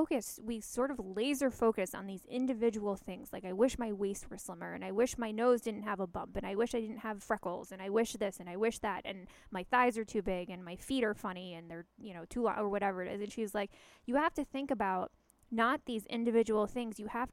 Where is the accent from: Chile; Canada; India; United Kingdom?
Canada; I hear hockey. I'm a Canadian.